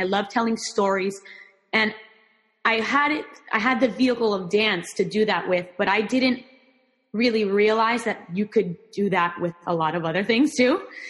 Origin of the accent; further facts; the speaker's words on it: Miami, Florida, United States; first language Spanish; English is a second language; I am Cuban American. So I grew up in Miami, Florida, and that my upbringing here was very much influenced by Cuban culture, by Latin American culture.